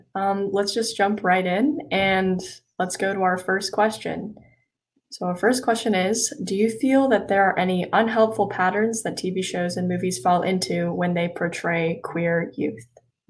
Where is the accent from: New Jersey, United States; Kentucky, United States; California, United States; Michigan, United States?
California, United States; Los Angeles; I'm 18, and I'm from Los Angeles